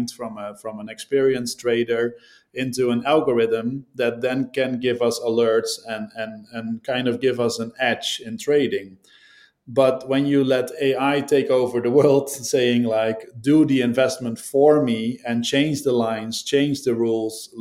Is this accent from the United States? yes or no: no; Netherlands; I'm from the Netherlands